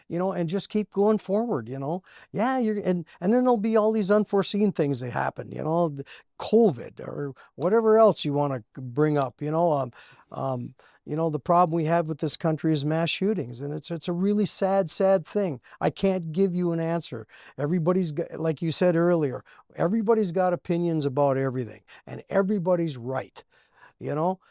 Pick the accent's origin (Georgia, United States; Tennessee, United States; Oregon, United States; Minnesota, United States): Minnesota, United States; Cherry; We grew up around here. He went to school in Virginia, and I went to school in, uh, Cherry